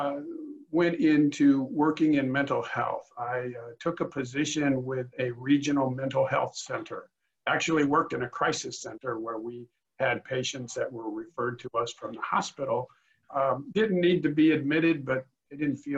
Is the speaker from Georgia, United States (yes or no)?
no; Rockford, Illinois, United States; also born or lived in Macomb, Illinois / Springfield, Illinois; I was born and raised in Illinois. I was born in Rockford, Illinois, which is about 90 miles northwest of Chicago. Went to high school there